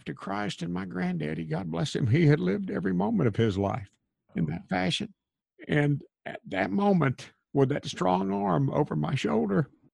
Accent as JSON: {"language": "English", "town": "Crossville", "region": "Tennessee", "country": "United States", "tie": "born or raised there", "said": "my hometown of Crossville, Tennessee"}